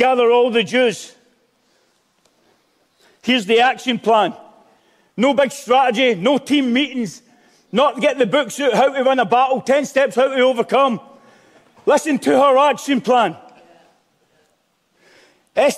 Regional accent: Glasgow, Scotland, United Kingdom; I'm Glaswegian

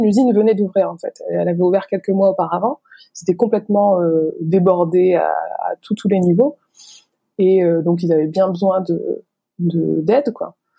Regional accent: the Nord, near Lille, Hauts-de-France, France; moved away as an adult; also born or lived in China; now in Vietnam; dans le Nord, je viens du Nord, de pourquoi à côté de Lille

